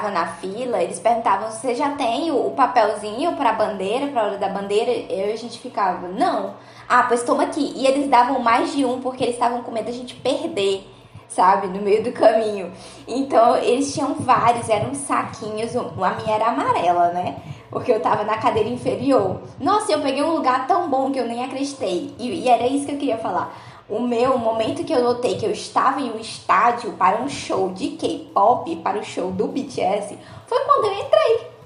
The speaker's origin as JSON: {"language": "Portuguese", "region": "Ceará", "country": "Brazil", "said": "Eu sou cearense"}